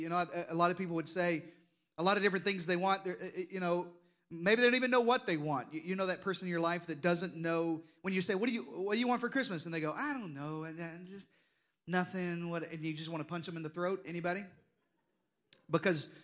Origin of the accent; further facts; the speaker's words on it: Deep South, United States; I grew up in the Deep South, if you hadn't noticed from the accent